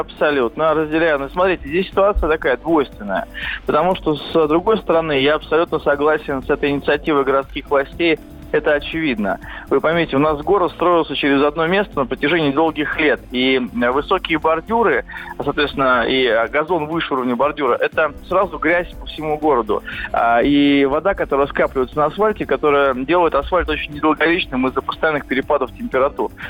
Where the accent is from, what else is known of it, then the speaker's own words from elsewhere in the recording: Moscow, Russia; я сам очень часто бываю в Бирюлево, откуда я родом